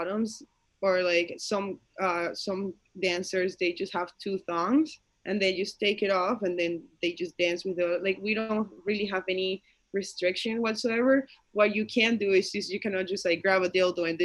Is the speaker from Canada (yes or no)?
yes; Canada; English is a second language; I am from Canada